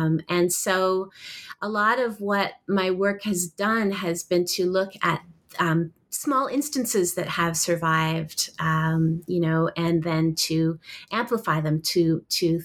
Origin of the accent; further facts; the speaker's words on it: Toronto, Ontario, Canada; also born or lived in Vancouver, Canada / Oxford / Stanford; I was born in Vancouver, Canada, and grew up in Toronto